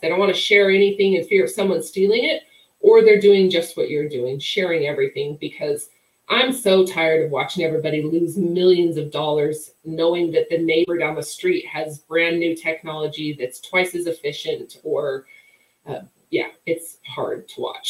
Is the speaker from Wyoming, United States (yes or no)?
yes; Wyoming, United States; I grew up in Wyoming